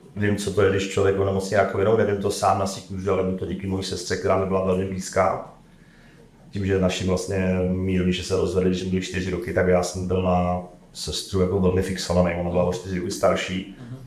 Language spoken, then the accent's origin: Czech; České Budějovice, South Bohemian Region, Czechia; pocházím z Českých Budovic